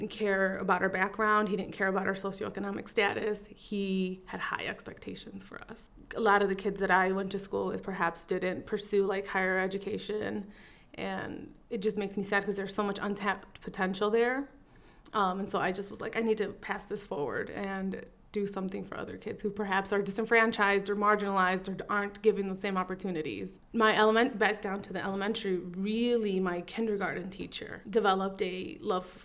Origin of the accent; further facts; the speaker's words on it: Waukegan, Illinois, United States; also born or lived in Chicago, Illinois; we moved to Waukegan, and that's where I went to some elementary and then middle school and high school